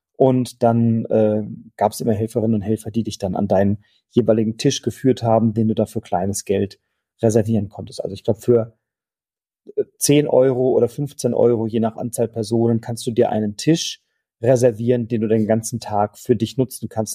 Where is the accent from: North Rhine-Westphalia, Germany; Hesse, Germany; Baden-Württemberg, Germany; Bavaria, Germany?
Hesse, Germany; Wiesbaden; von Wiesbaden, von meiner Heimatstadt